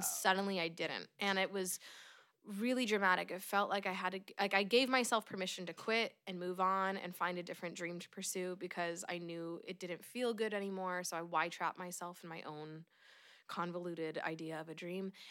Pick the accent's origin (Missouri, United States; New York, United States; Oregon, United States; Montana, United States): Oregon, United States; born and raised in Oregon